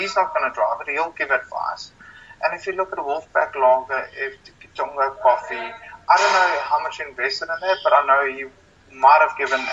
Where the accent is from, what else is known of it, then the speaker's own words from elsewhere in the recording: South Africa; moved away as an adult; also born or lived in London; as a South African